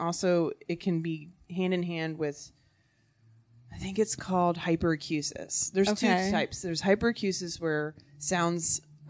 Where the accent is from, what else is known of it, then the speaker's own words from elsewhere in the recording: Virginia, United States; also born or lived in New York; now in Los Angeles, United States; I'm from Virginia.